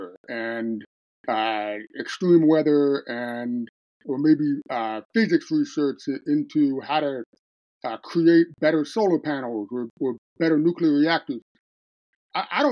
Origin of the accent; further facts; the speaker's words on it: Jersey Shore, New Jersey, United States; I grew up on the Jersey Shore, close to the beach